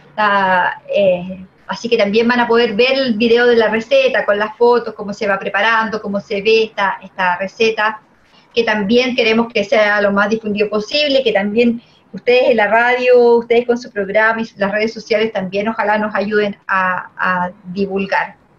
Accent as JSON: {"language": "Spanish", "country": "Chile", "said": "como chilenos"}